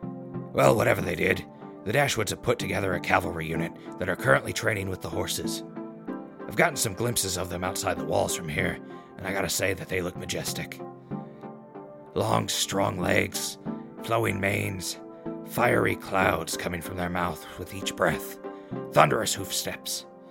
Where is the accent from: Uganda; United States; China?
United States; Midwest; I remember growing up in the Midwest with fields of corn and beans as far as the eyes can see, out when you're driving those country roads